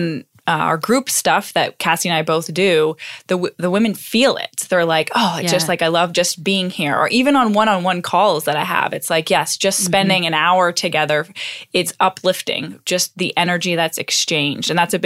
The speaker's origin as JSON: {"language": "English", "country": "Canada", "said": "talking to another Canadian, and we were both the ones both standing by the heater. And I'm like, we're the Canadian."}